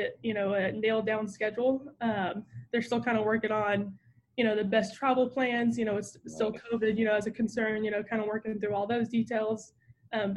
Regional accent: Mesquite, Texas, United States; but I'm from Mesquite. So I would say growing up in Mesquite

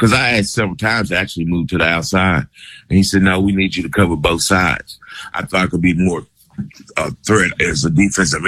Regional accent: Lexington, Kentucky, United States; I'm from Lexington

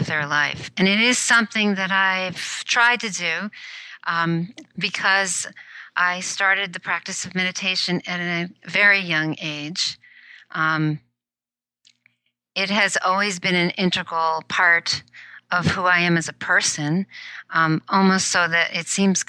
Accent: New York City, New York, United States; also born or lived in Tokyo, Japan; now in Silicon Valley, United States; I did grow up in the New York City area

